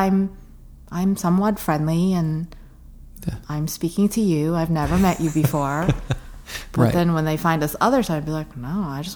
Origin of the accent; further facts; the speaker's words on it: New York City, New York, United States; I consider myself a New Yorker.